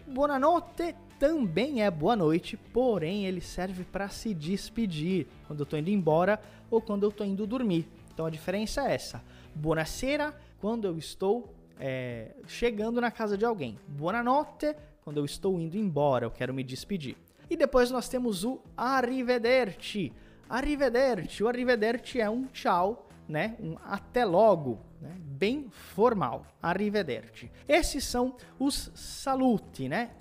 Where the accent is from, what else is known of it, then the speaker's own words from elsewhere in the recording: Morano Calabro, Calabria, Italy; sono di Morano Calabro, sono un insegnante di italiano